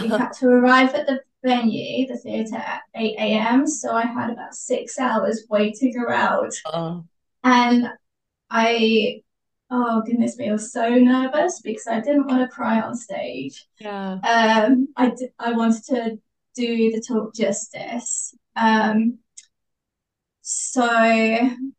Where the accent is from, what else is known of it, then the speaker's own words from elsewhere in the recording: Wolverhampton, West Midlands, United Kingdom; I'm from Wolverhampton, which is in the West Midlands in the UK.